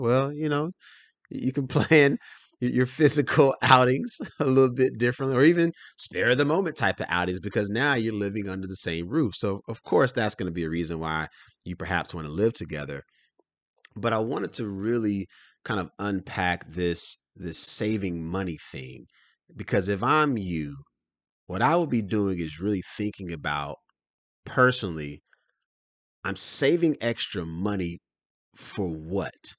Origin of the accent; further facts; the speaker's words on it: Durham, North Carolina, United States; I'm originally from Durham, North Carolina. Shout out to the Bull City